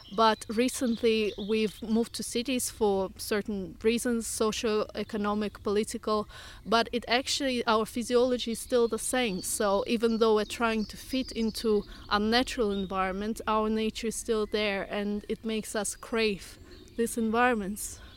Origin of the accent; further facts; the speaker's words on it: Russia; moved away as an adult; now in United Kingdom; originally from Russia, but I've been living here for fifteen years, so half my life.